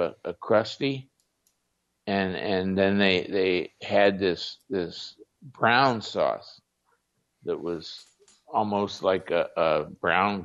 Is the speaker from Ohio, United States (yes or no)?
yes; Ohio, United States; also born or lived in Switzerland; when I was growing up in Ohio